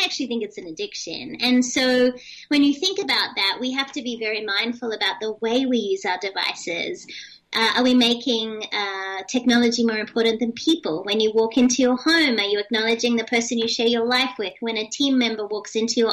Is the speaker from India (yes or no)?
no; Australia; moved away; also born or lived in United States; being Australian, but also being an American citizen